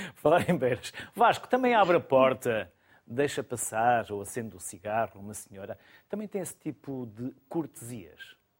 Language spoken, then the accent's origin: Portuguese; the North, Norte, Portugal; eu sou do Norte e também fui educado assim